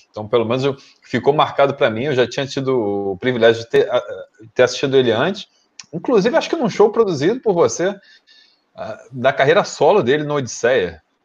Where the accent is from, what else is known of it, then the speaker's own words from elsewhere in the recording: Rio de Janeiro, Brazil; todos nós somos aqui do Rio de Janeiro